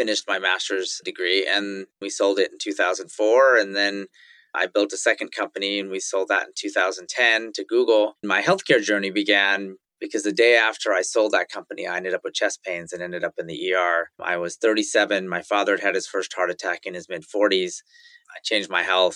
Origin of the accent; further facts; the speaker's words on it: Silicon Valley, California, United States; also born or lived in Indonesia; Growing up in the Valley, you saw Apple Computer, which was just a few miles from my house, get started and get big